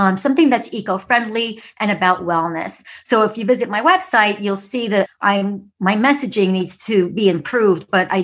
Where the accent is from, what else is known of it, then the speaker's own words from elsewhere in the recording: New York City, New York, United States; I was a city kid growing up in the Bronx in what they call the concrete jungle of New York City.